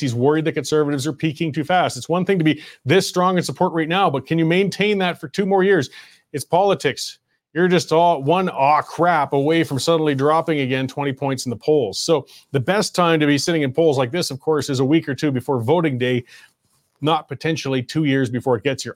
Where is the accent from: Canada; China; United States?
Canada; I was born in Canada